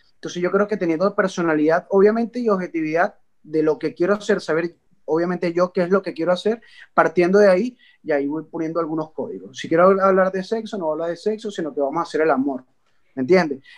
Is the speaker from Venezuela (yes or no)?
yes; Venezuela; moved away as an adult; now in Spain; en el caso de Venezuela no estábamos acostumbrados a emigrar de esa forma, masivamente